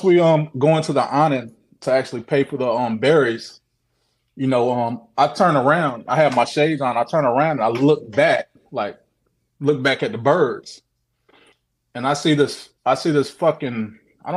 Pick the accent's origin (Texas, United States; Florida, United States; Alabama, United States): Florida, United States; Orlando; I'm actually from Orlando